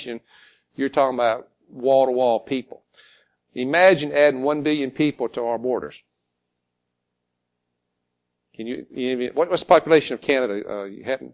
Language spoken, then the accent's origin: English; Alabama, United States; moved away as an adult; also born or lived in Florida; now in China; I was born in Florida, grew up in Alabama